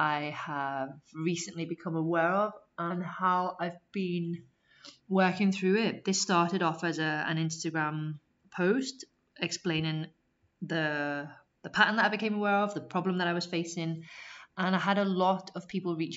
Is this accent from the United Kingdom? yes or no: yes; Liverpool, North West England, United Kingdom; moved away as an adult; also born or lived in Sheffield / Leeds / Canterbury / Barcelona; I moved from Liverpool, where I'm originally from, to Sheffield